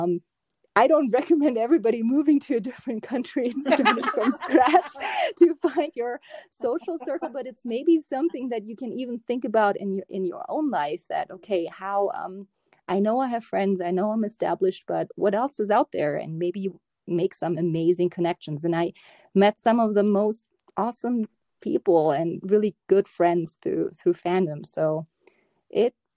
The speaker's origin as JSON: {"language": "English", "country": "Germany", "tie": "born or raised there", "moved": "as an adult", "lives_now": "United States", "said": "growing up in Germany"}